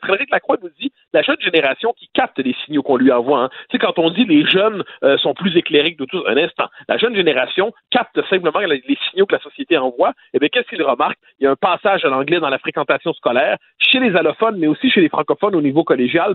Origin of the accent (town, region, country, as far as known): Quebec, Canada